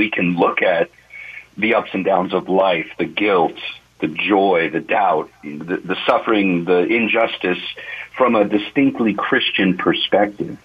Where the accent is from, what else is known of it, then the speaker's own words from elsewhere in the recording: Vallejo, California, United States; also born or lived in Brentwood, California; I grew up in Vallejo. I'm a Vallejo boy